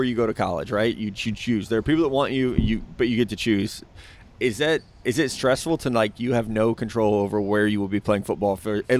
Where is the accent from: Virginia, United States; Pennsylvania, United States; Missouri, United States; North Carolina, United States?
Missouri, United States; Southwest; We're from Southwest Missouri, made our way down here.